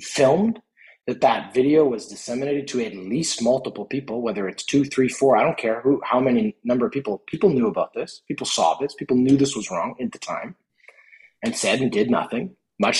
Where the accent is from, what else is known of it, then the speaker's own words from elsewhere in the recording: Canada; as a Canadian citizen